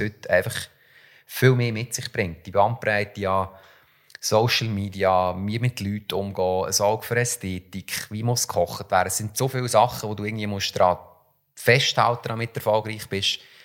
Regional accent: Switzerland; bei uns in der Schweiz

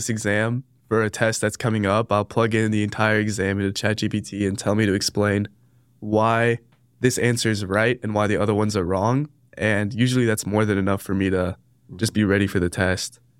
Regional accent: Dallas, Texas, United States; I'm a double major as well, finance and economics. I'm from Dallas

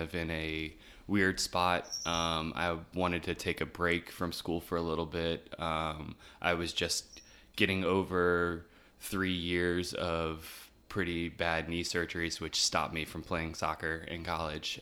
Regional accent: Chesterfield, Virginia, United States; also born or lived in Newport News; now in Richmond, United States; I was born in Virginia Beach, uh, moved from Virginia Beach to, uh, Chesterfield when I was about eight, um, and lived in Chesterfield until I went to college

